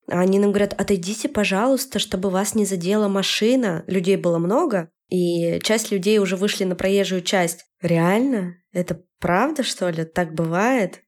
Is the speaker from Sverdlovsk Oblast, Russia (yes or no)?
yes; Yekaterinburg, Sverdlovsk Oblast, Russia; я хочу из Екатеринбурга, в котором я живу всю свою жизнь, переехать в Петербург